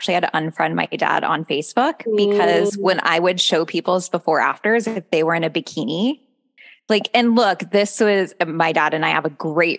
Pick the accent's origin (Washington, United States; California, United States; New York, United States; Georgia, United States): Washington, United States; Seattle; I'm from, I grew up mostly in Seattle